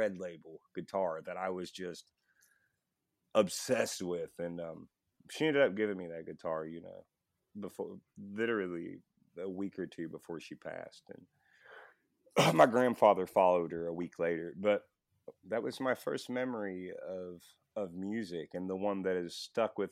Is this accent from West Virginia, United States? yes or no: yes; Buchanan, West Virginia, United States; I was born in Buchanan, West Virginia. Way out in the middle of the woods